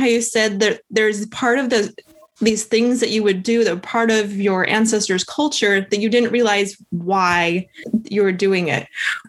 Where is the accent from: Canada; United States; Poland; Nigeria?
Canada; Calgary, Alberta; born there; I was born in Calgary.